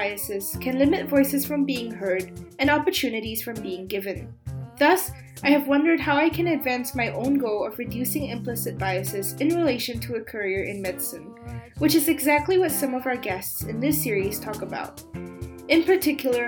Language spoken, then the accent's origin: English; Singapore; now in Germany; As a Singaporean living in Germany, having studied in both Singapore's public school system and an international school here